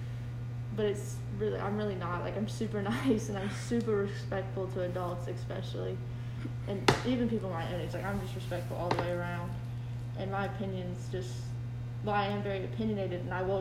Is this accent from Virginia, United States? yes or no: yes; Halifax County, Virginia, United States; I grew up in Halifax County, Virginia. It's a very rural, very, very rural place